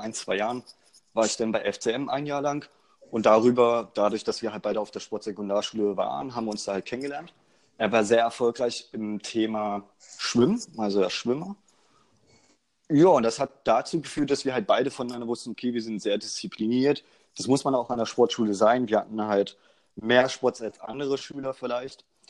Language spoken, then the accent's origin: German; Magdeburg, Saxony-Anhalt, Germany; Wir kommen aus Magdeburg